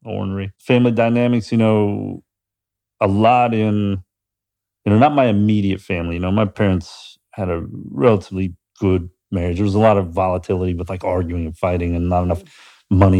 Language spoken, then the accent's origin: English; Pittsburgh, Pennsylvania, United States; now in Columbus, United States; growing up in Pittsburgh